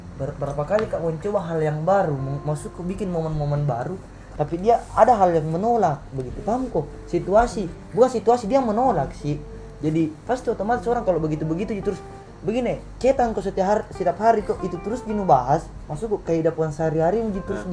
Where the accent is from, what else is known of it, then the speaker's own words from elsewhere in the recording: Makassar, South Sulawesi, Indonesia; moved away; kampung saya di Makassar